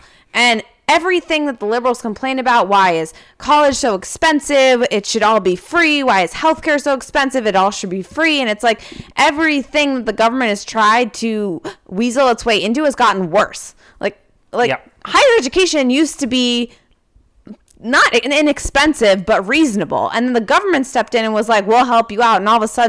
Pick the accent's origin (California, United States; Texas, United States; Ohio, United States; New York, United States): California, United States; San Francisco; now in New Hampshire, United States; I grew up in California